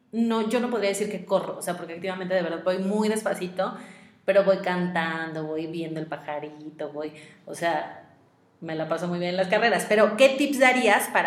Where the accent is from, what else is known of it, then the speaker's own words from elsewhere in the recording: Mazatlán, Sinaloa, Mexico; Yo soy de Mazatlán, por ejemplo.